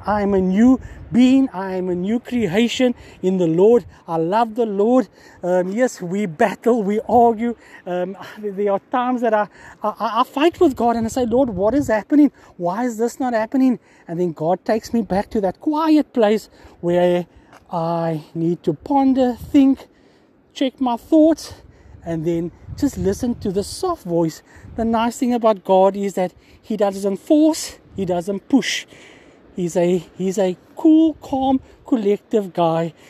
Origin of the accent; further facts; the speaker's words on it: Cape Town, Western Cape, South Africa; 47 years old, born and bred in Cape Town